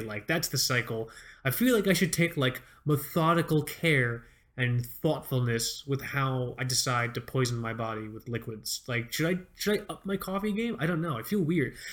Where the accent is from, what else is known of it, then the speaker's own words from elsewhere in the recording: Fort Lauderdale, Florida, United States; moved away; I grew up in Fort Lauderdale, South Florida